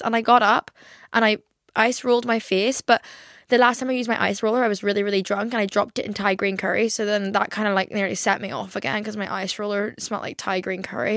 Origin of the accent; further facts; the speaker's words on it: Ireland; now in England, United Kingdom; I moved to England and I was the token Irish friend.